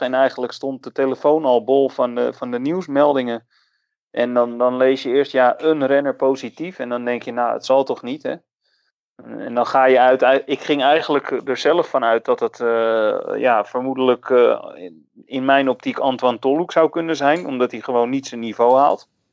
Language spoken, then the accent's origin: Dutch; Netherlands; als Nederlander